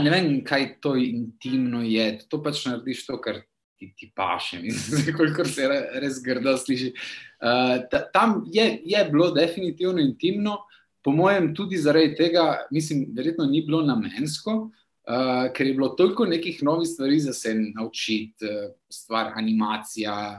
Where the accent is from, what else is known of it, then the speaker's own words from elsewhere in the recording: Trieste, Friuli-Venezia Giulia, Italy; moved away as an adult; now in Turin, Italy; Rodil sem se v Trstu, za mejski slovenc.